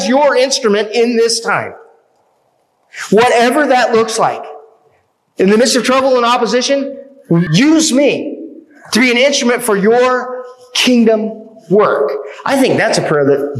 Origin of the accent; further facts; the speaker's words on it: United States; as American Christians